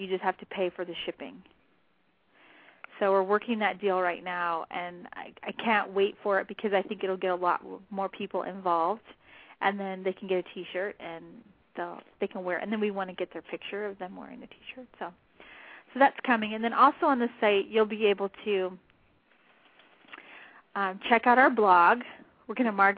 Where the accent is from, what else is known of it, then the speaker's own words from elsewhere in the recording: southern New Mexico, United States; I'm from New Mexico